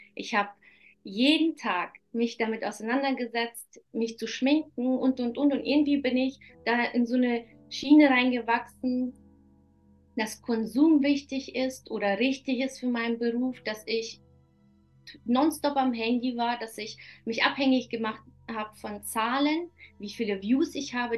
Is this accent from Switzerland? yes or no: no; Kazakhstan; moved away; die in Kasachstan geboren ist